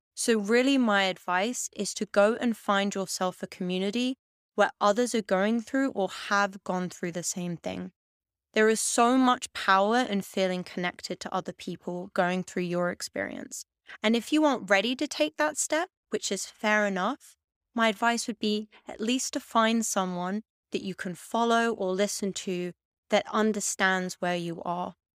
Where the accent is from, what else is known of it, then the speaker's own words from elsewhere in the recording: London, United Kingdom; moved away as an adult; now in Amsterdam, Netherlands; I grew up in Hackney, in East London